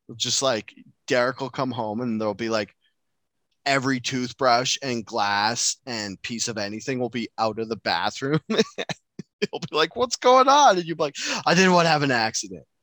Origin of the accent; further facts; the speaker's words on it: Enderby, British Columbia, Canada; I went to school in a town called Enderby, high school in a town called Enderby